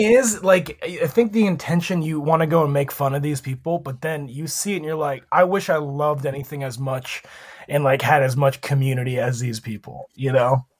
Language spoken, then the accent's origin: English; Erie, Pennsylvania, United States; my hometown, uh, G League team were the Erie Pepperoni Balls. And that is just a snack that was famous in only my town.